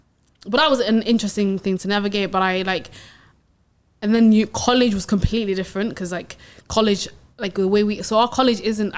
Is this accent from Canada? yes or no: no; Sweden; now in United Kingdom; I grew up in Sweden, right? And then I came to the UK